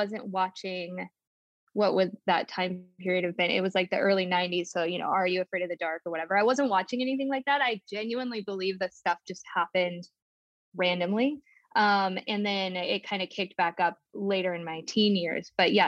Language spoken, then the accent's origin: English; Billings, Montana, United States; also born or lived in California; So I was born in California, and then my mom and my grandma and I, we moved to Billings, Montana, where we got this duplex.